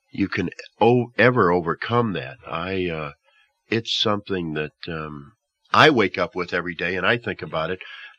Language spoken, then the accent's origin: English; near the Chicago area, Illinois, United States; growing up near the Chicago area